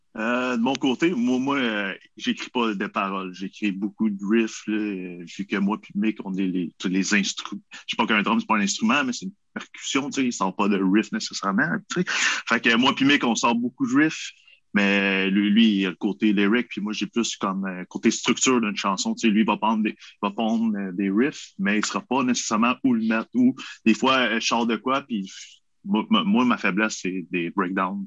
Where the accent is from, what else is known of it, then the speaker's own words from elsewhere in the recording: Quebec, Canada; on est québécois